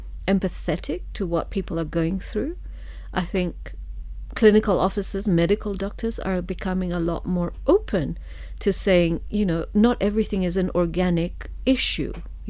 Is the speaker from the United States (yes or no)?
no; Kenya; moved away; I was born and brought up in Kenya.